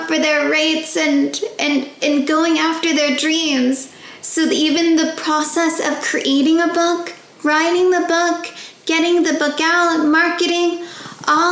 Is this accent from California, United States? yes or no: yes; California, United States; I was born and raised in California